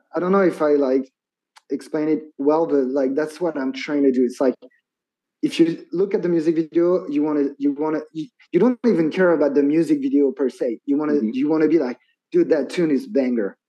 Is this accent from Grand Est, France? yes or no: yes; Metz, Grand Est, France; English is a second language; now in Annecy, France; I'm from France, right? And you actually you actually came to my hometown